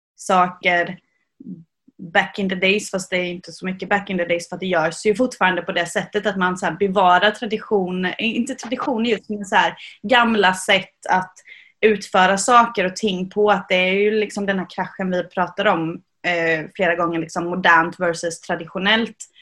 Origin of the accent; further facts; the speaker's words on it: Sweden; also born or lived in Jönköping; vi svenskar